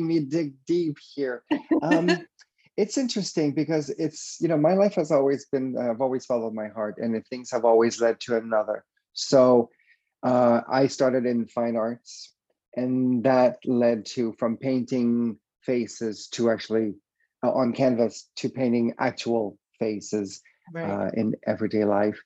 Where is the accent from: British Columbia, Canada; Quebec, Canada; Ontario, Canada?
Quebec, Canada; Quebec City; English is a second language; I am from Quebec City, a little city in Quebec, Canada. And yeah, that's where I grew up, a completely French